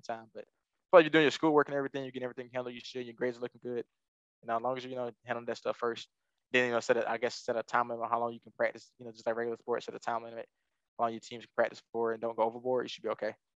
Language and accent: English; Alabama, United States; moved away; I'm from Alabama and South